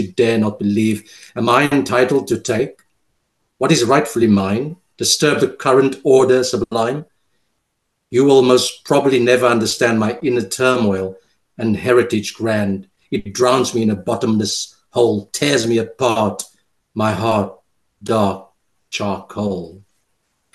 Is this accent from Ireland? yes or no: no; Cape Town, Western Cape, South Africa; first language Afrikaans; English is a second language; now in France; I'm bilingual, obviously, coming from Cape Town, South Africa.